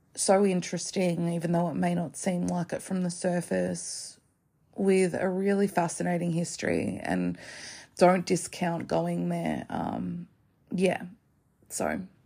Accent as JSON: {"language": "English", "country": "Australia", "said": "as an Australian."}